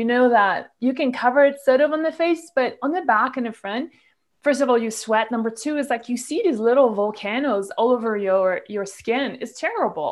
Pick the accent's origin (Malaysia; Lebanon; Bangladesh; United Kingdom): Malaysia; moved away as an adult; I grew up in Malaysia, where I was there from like age 15 till I was 32.